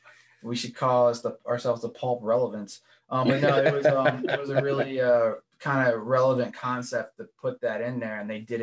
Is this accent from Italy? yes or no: no; Baltimore, Maryland, United States; Baltimore, man, my hometown.